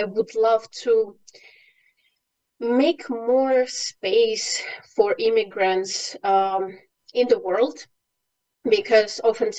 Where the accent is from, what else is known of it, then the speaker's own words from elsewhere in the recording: Ukraine; English is a second language; moved away as an adult; now in Bulgaria; Yes, I'm currently in Bulgaria, but I bet from my accent you can't really say where I'm from. I'm from Ukraine, and for the past 8+ years I've lived in different countries in Europe.